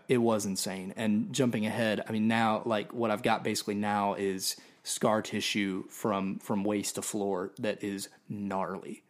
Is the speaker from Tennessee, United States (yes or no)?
yes; Nashville, Tennessee, United States; also born or lived in Orlando, Florida; I was born in Orlando, um, but I claim Nashville because we moved back